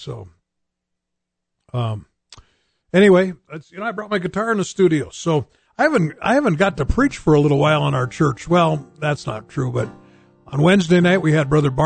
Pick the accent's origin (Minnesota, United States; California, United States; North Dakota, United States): North Dakota, United States; Bismarck; now in Dickinson, United States; We lived in Bismarck. We grew up in Bismarck